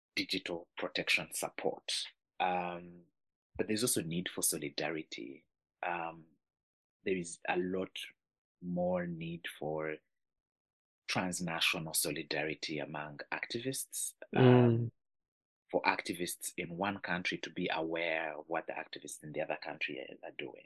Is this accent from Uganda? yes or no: yes; Uganda; I'm from Uganda